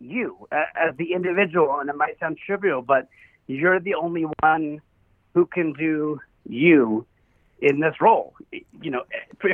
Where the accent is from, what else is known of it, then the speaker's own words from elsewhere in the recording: New York City, New York, United States; also born or lived in Berkshires, Massachusetts; now in Los Angeles, United States; I'm from Brooklyn, but my whole family lives here